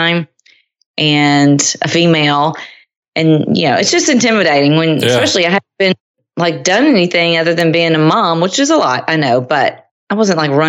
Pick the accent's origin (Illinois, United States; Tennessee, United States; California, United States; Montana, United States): Tennessee, United States; Nashville; moved away as an adult; now in Cincinnati, United States; Now I'm from Nashville originally, sort of. I mean, my dad was in the military, but most of my life was spent in Middle Tennessee.